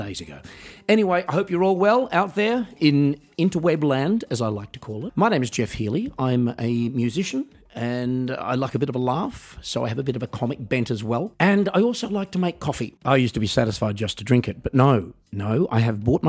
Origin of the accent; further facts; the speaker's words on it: Australia; my hometown in Australia